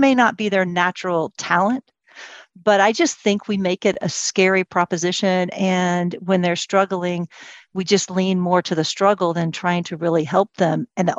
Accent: United States; also born or lived in Ireland; And so my parents put me in an Irish Catholic girls' school, which is very interesting because I'm an American and Protestant.

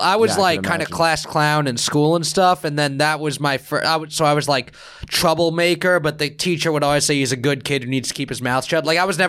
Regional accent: New York, United States; So I grew up in New York where the Jets and Giants were in Jersey, so I didn't really root for them.

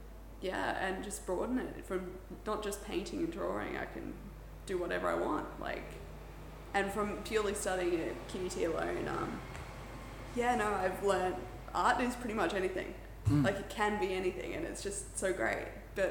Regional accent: Port Douglas, Queensland, Australia; Port Douglas.

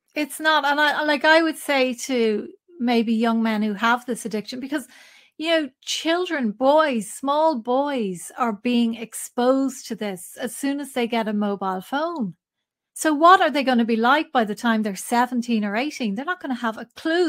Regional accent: Ireland; I grew up in Catholic Ireland

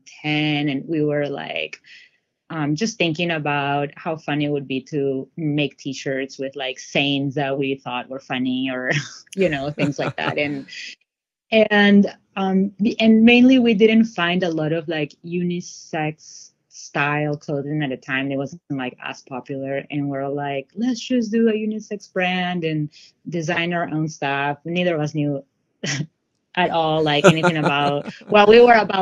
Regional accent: Lima, Peru; now in Seattle, United States; I'm from Lima, Peru

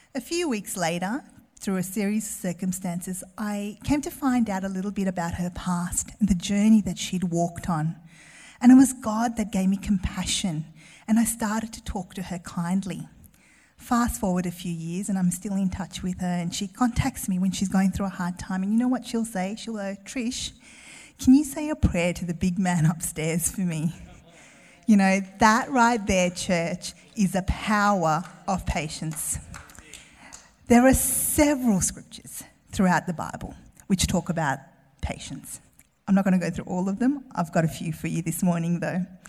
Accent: Melbourne, Victoria, Australia; I grew up in Melbourne

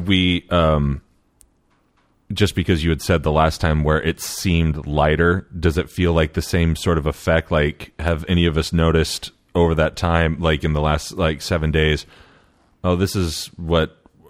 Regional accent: Eugene, Oregon, United States; I'm from Eugene.

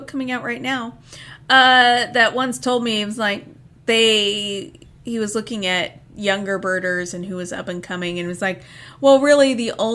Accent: Indiana, United States; moved away; I grew up in Indiana

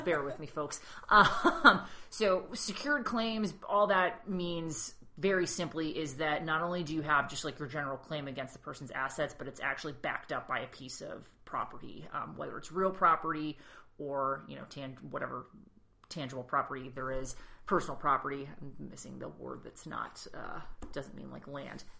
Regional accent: New England, United States; being from New England, like we have a lot of personal space

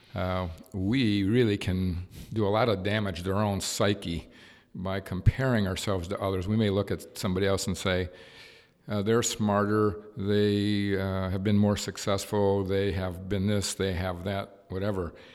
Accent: Cleveland, Ohio, United States; Was raised in the inner city of Cleveland, near the, near the West Side Market

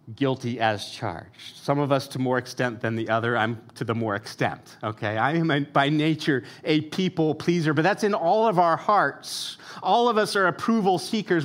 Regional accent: United States; as American consumers

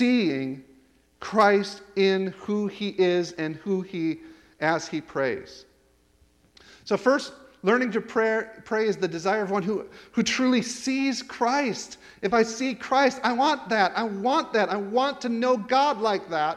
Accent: United States; moved away; I'm an American

